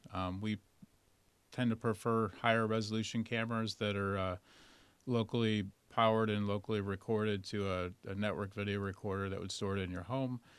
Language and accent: English; Rochester, New York, United States; moved away as an adult; I'm originally from Rochester, New York